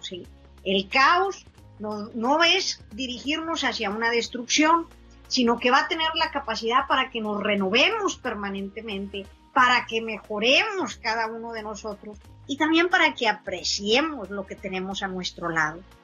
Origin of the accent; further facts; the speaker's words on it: San Buenaventura, Coahuila, Mexico; nosotros crecimos y nos consideramos de un pueblo que se llama San Buenaventura, Coahuila